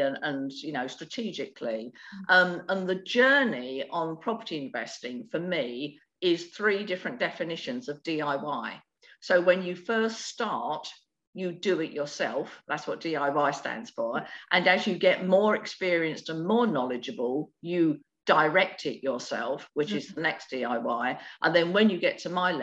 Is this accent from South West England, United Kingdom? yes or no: no; London, United Kingdom; now in Sussex, United Kingdom; I was born in the East End of London with absolutely no money and no support and nothing, with a toilet that was down the end of a concrete yard.